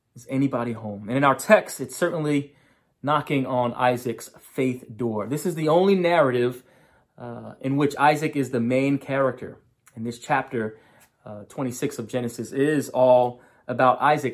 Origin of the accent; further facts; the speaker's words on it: New York, United States; moved away; also born or lived in Loudoun County, Virginia; in my home state of New York